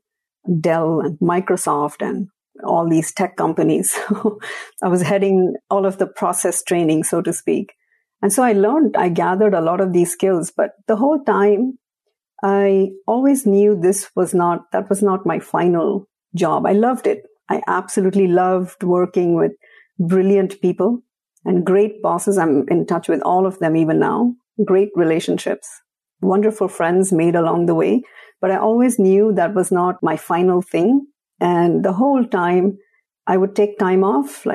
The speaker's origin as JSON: {"language": "English", "town": "Bangalore", "region": "Karnataka", "country": "India", "also_born_or_lived": "Mumbai", "moved": "yes", "said": "I'm from Bangalore, which means that at least in my generation, we all first became engineers"}